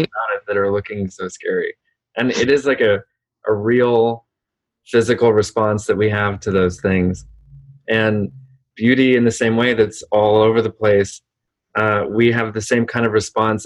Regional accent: Austin, Texas, United States; also born or lived in Los Angeles, California; I grew up in Austin, Texas, and we were born in in LA actually, but my mom was from Texas, and we moved back there

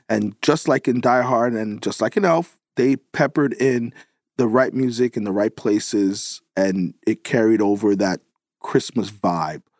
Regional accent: New York, United States; I'm, I'm from New York

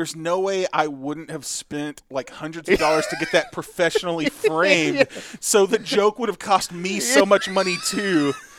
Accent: Texas, United States; I have a disability known as being a Texan.

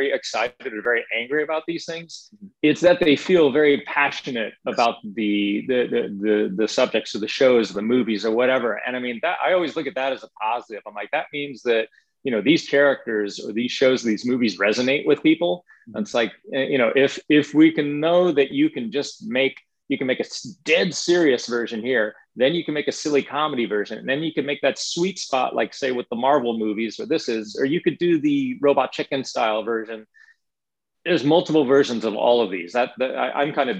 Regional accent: Los Angeles, California, United States; growing up in Los Angeles

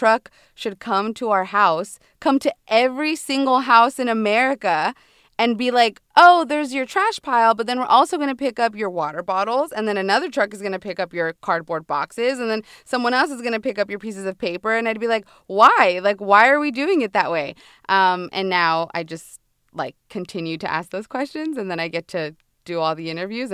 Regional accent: San Diego, California, United States; also born or lived in Rosarito, Mexico / Oakland, California; born and raised in San Diego

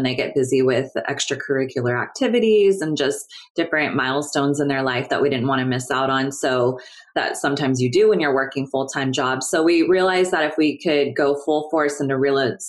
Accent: Sacramento, California, United States; moved away as an adult; now in Los Angeles, United States; I am from Sacramento, California. I grew up there

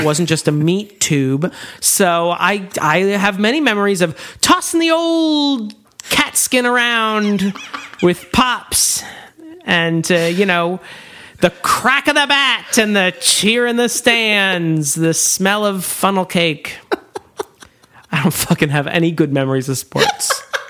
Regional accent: United States; as an American

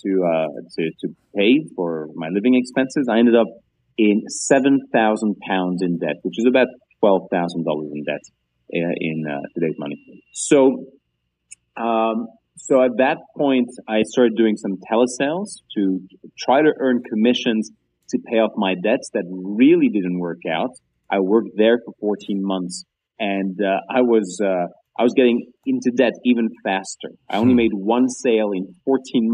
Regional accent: Greece; moved away as an adult; also born or lived in Banbury, Oxfordshire, England; I grew up in Greece. And when I was 18, I left because there was no jobs. And I moved to England

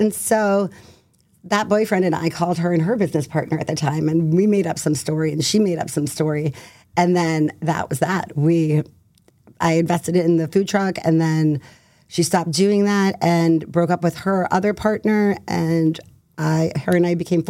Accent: Concord, Massachusetts, United States; also born or lived in Arizona; I grew up in Concord, Mass.

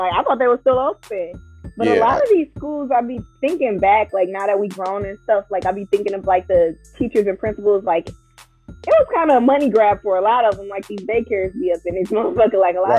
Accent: Milwaukee, Wisconsin, United States; Yeah, so I grew up on Congress Street, born and raised in Milwaukee, Wisconsin, Northside.

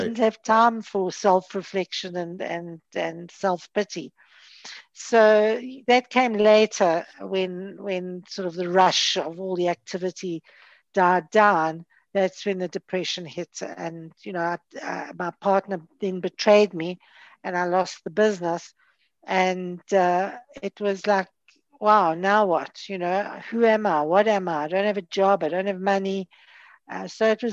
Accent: Johannesburg, Gauteng, South Africa; moved away as an adult; now in Cape Town, South Africa; I was born and brought up in Johannesburg, and I moved to Cape Town when I was 40.

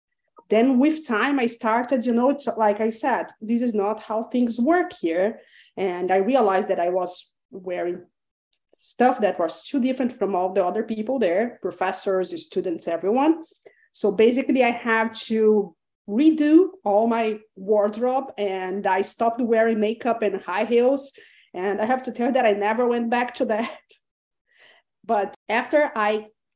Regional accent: Brazil; English is a second language; moved away; also born or lived in Chile; I was born in Brazil, but I lived for 12 years in Chile.

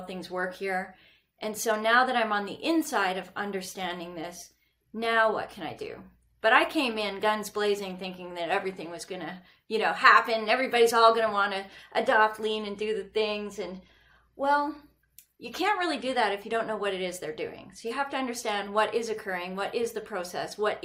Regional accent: Canada; accent: northern; moved away as an adult; also born or lived in Red Deer, Alberta; now in Scottsdale, United States; growing up in Canada

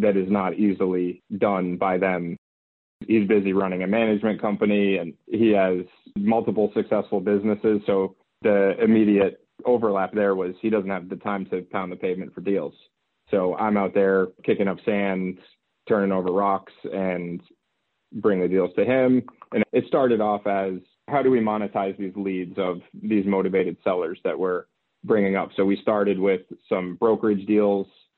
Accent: Boston, Massachusetts, United States; moved away as an adult; also born or lived in Philadelphia / Albany; I'm from the Boston area.

